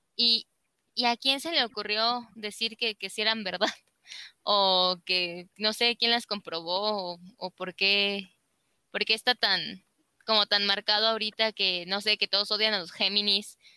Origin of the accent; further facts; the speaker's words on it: Celaya, Guanajuato, Mexico; yo nací aquí en Celaya